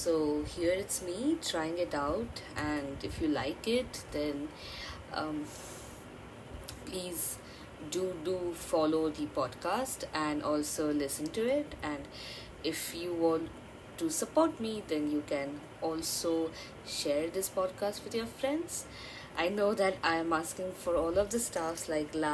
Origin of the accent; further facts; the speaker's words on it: Bengal, India; accent: Indian; English is a second language; I'm an Indian and I actually know three languages: Hindi, Bengali and English, because I'm also a Bengali.